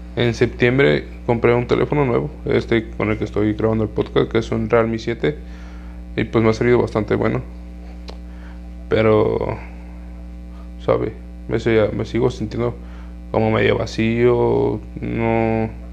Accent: Jalisco, Mexico; de aquí de mi ciudad, de aquí de donde yo soy, de aquí de Jalisco

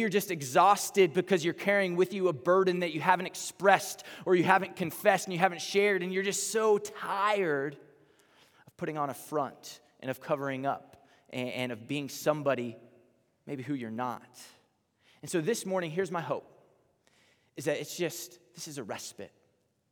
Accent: Texas, United States; accent: southern twang; moved away; I'm from Texas, and so I'm probably gonna say y'all sometime in here

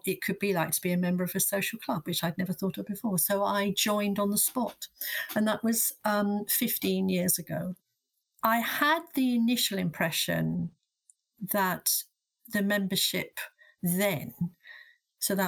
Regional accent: London, United Kingdom; I am a Londoner and an academic

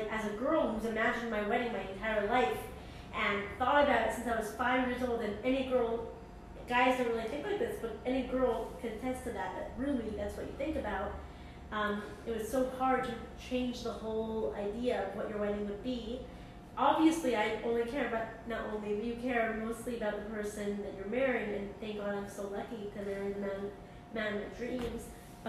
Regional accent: Santa Monica, California, United States; And I grew up in Santa Monica

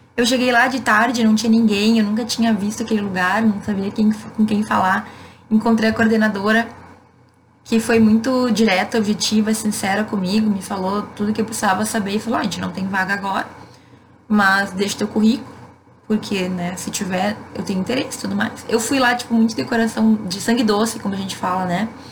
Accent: Rio Grande do Sul, Brazil; Eu, por ser gaúcha

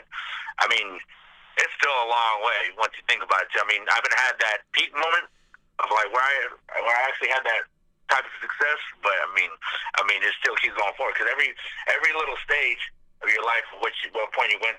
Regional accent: San Francisco, California, United States; I grew up in San Francisco

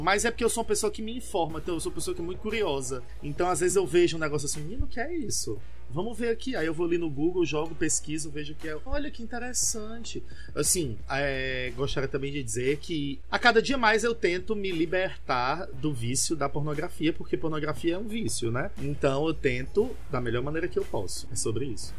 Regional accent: Fortaleza, Ceará, Brazil; sou de Fortaleza, Ceará

